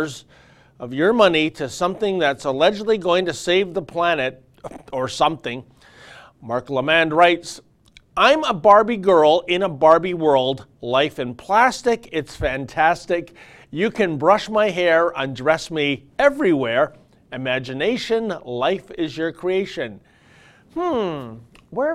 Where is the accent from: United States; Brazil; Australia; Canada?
Canada; Toronto, Ontario; I'm also a 1962 edition Canadian who also grew up in Toronto